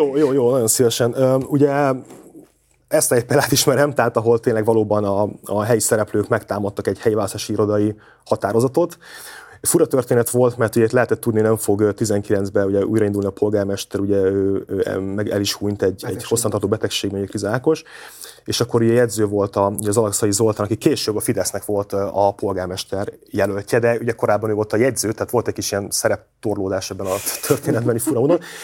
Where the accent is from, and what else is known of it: Miskolc, Borsod-Abaúj-Zemplén, Hungary